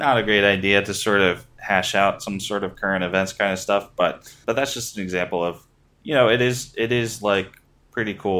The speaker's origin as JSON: {"language": "English", "region": "Maryland", "country": "United States", "tie": "born or raised there", "said": "growing up in Maryland, everybody either had the Baltimore Sun or the Washington Post"}